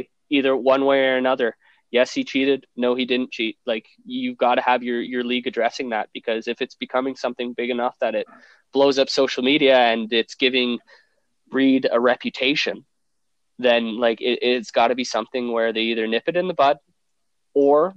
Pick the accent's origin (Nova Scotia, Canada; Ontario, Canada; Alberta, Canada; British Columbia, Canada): Alberta, Canada; Edmonton; my hometown CFL team